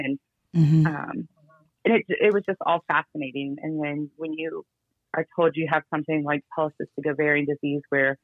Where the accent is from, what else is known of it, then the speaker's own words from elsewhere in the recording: Cincinnati, Ohio, United States; also born or lived in Georgia / Dayton; I'm originally from Cincinnati